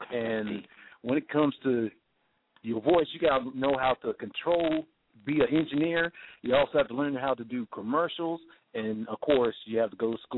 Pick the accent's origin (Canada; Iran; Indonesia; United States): United States; Columbia, South Carolina; it's like I used to in my hometown, Columbia, South Carolina.